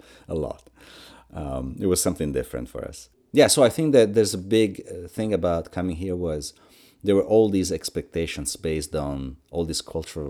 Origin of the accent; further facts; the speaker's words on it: Crema, Lombardy, Italy; I was born in 1957 in Crema, which is a small town in northern Italy. I was born and raised in that little town until, you know, through my early 20s and beyond.